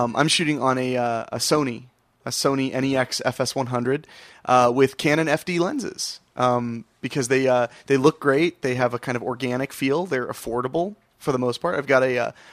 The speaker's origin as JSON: {"language": "English", "town": "Dayton", "region": "Ohio", "country": "United States", "tie": "born or raised there", "said": "Born and raised in Dayton, Ohio, with the summers in New Hampshire"}